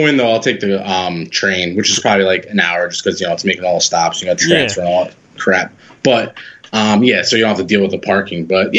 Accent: Pearl River, New York, United States; also born or lived in Hoboken, New Jersey; Pearl River, New York. Just probably 30 minutes north of New York City.

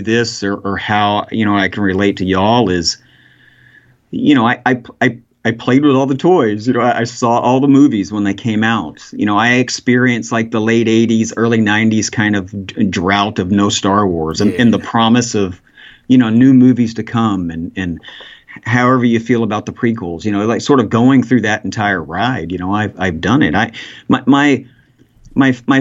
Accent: Texas, United States; moved away as an adult; also born or lived in Dallas / Austin / Idaho / Oregon; I from Texas. I was born in Dallas, and I've lived out in East Texas for a long time.

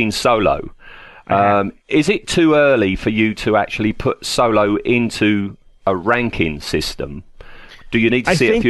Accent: England, United Kingdom; I'm English

